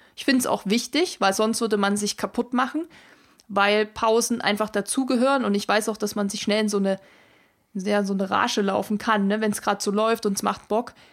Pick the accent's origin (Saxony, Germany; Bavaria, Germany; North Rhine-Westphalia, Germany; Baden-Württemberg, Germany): Saxony, Germany; Erzgebirge; bei mir in meiner Heimat, wo ich herkomme, im Erzgebirge